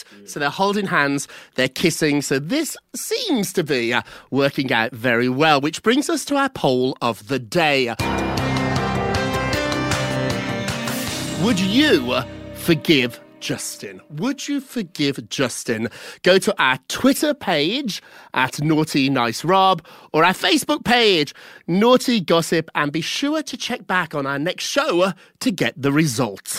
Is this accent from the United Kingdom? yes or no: yes; United Kingdom; now in United States; As a Brit